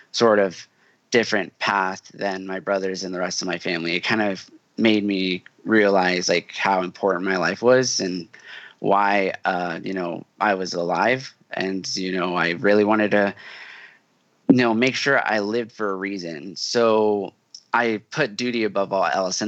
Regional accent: Houston, Texas, United States; moved away; I'm from Houston originally

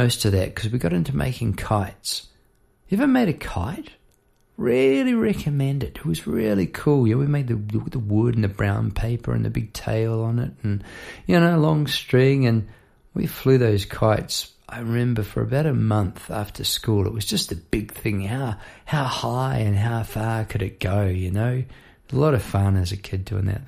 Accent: Palmerston North, Manawatū-Whanganui, New Zealand; moved away as an adult; now in Melbourne, Australia; I now live in Melbourne, Australia. I've been over here for 20-odd years. But I grew up in New Zealand in Palmerston North

